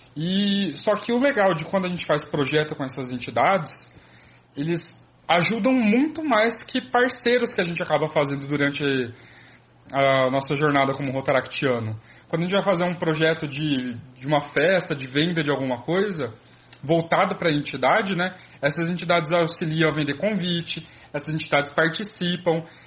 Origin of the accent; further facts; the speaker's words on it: Presidente Prudente, São Paulo, Brazil; eu sou de Presidente Prudente